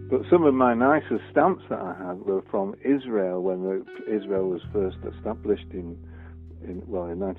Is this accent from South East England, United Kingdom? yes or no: no; Prestwich, North West England, United Kingdom; I grew up in Prestwich. I've lived all my life in Prestwich and still do.